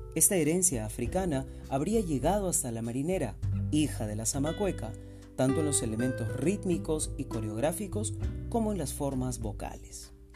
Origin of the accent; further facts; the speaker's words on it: Peru; en este género que nos representa como peruanos